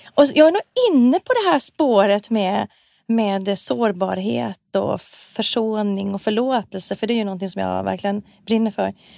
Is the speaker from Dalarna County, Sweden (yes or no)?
no; Malmberget, Norrbotten County, Sweden; jag är ju född i Malmberget